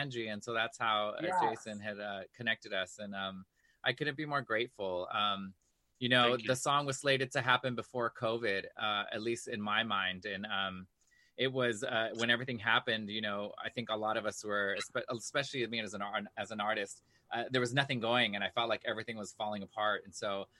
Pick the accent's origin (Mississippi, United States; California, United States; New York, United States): New York, United States; New York City; I'm from New York City. I'm Latino, man